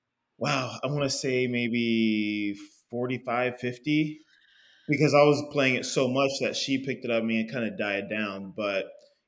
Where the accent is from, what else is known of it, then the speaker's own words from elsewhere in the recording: Indianapolis, Indiana, United States; I grew up here in Indianapolis